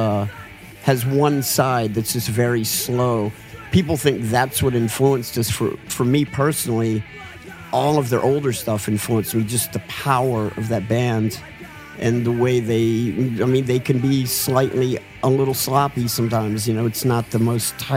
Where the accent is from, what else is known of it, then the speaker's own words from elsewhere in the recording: the South, United States; we're from America. We're from the South.